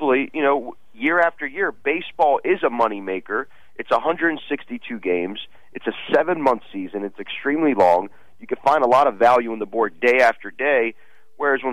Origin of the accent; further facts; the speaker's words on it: Russia; moved away; it's in my home country